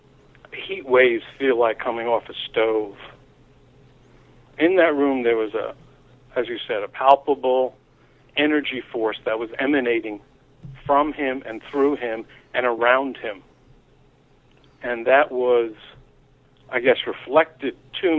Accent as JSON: {"language": "English", "town": "New York City", "region": "New York", "country": "United States", "tie": "born or raised there", "said": "I grew up in New York City in Manhattan."}